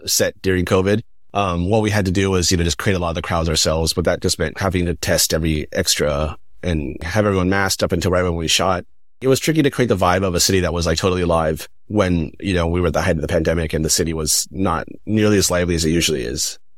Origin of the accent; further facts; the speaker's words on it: Northern California, United States; moved away as an adult; also born or lived in Taiwan; I grew up Northern California, pretty white suburb